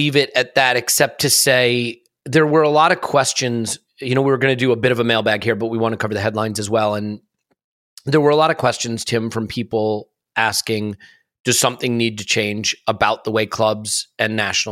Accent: United States; As an American, the thing that I can say is I grew up in American sport

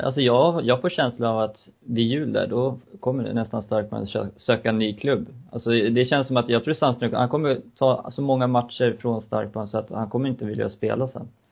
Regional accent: Uppsala, Uppsala County, Sweden; min kära hemmastad Uppsala

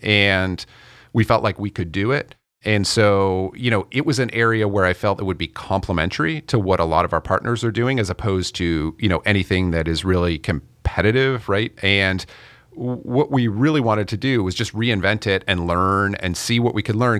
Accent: Canada; I'm Canadian

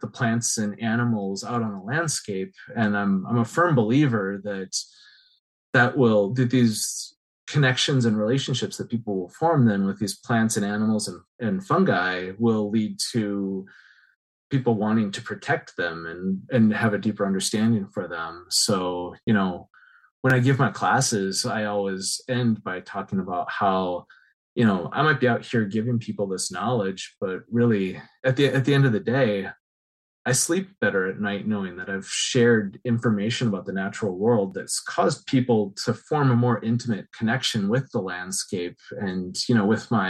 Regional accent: Midwest, United States; as a Midwesterner

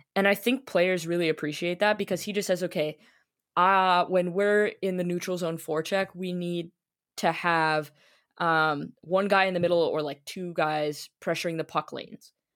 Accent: Toronto, Ontario, Canada; I was born in Toronto, and the first thing I was wrapped in was a, a Leafs blanket

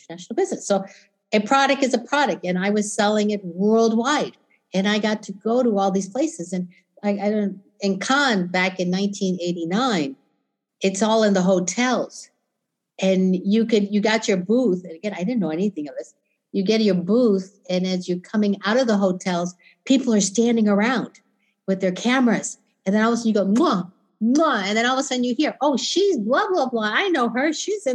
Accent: Orlando, Florida, United States; also born or lived in Kissimmee, Florida; I grew up in Orlando

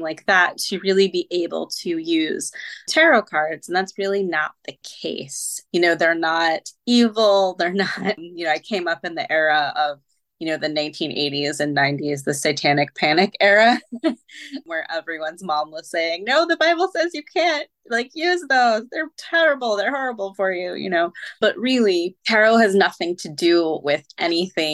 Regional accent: near Salem, Massachusetts, United States; as a teen, I grew up near Salem

